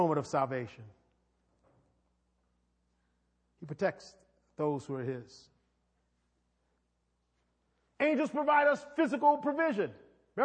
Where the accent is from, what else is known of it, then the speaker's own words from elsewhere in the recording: New York City, New York, United States; I'm from New York. When you grow up in New York City